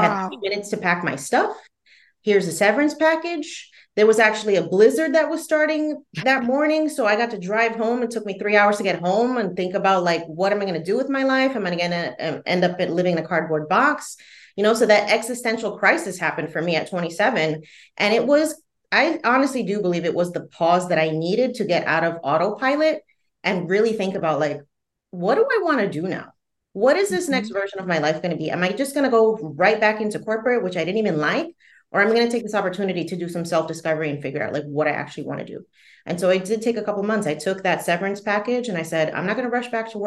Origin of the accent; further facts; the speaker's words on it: New Jersey, United States; I grew up in the Northeast, so New Jersey specifically